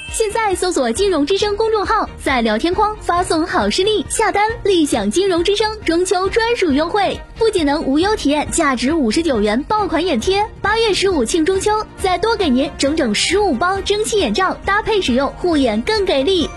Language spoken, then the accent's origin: Chinese; Shaanxi, China; now in Nantong, China; 我就是咱们陕西的